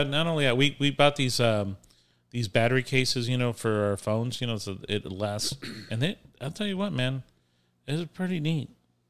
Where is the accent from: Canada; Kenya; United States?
United States; Florida; We're from Florida.